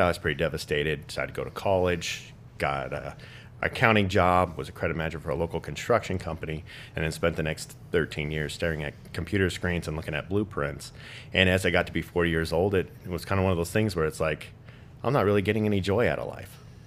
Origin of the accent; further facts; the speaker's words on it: Las Vegas, Nevada, United States; I'm born and raised in the Las Vegas community